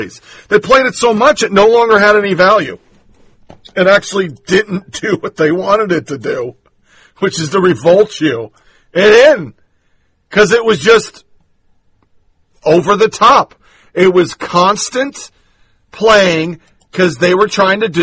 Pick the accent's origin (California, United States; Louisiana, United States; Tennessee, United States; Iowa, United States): Tennessee, United States; My home state, Clarksville, Tennessee